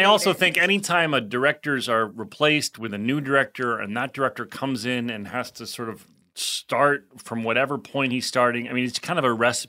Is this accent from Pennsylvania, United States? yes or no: no; West Orange, New Jersey, United States; Do you know that the film industry started in my hometown? Well, my home neighborhood